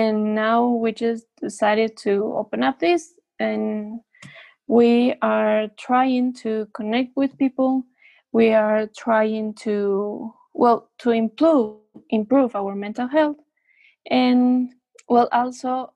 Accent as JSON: {"language": "English", "town": "Quito", "region": "Pichincha", "country": "Ecuador", "tie": "born or raised there", "said": "I've studied here in Ecuador. I was born in Quito, Ecuador, which is the capital city."}